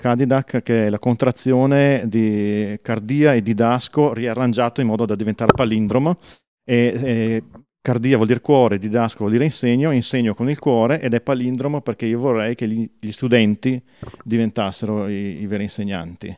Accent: Verona, Veneto, Italy; ci sono io di Verona

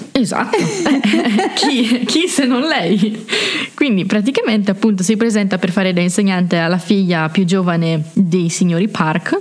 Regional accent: Brescia, Lombardy, Italy; moved away as an adult; now in Trento, Italy; come avete già potuto notare dal mio simpatico accento provengo da Brescia

